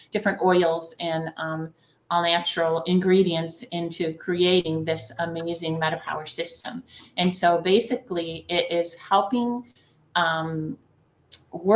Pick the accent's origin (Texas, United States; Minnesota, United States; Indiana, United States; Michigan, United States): Michigan, United States; the Thumb of; I am from the Thumb of Michigan. I live in a town called Sandusky